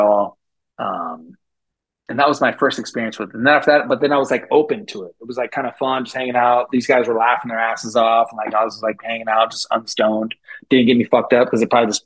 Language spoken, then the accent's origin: English; San Francisco Bay Area, California, United States; I grew up in the Bay Area, so it's like San Francisco Bay Area